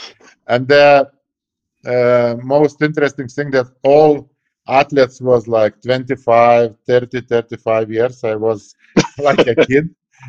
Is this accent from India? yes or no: no; Lithuania; born or raised there